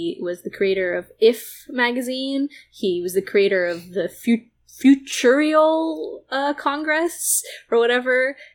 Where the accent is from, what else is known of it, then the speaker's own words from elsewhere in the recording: Israel; I'm Jewish and from Israel.